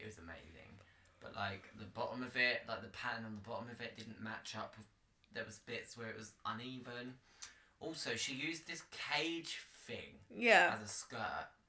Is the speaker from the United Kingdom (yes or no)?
yes; London, United Kingdom; we're both from London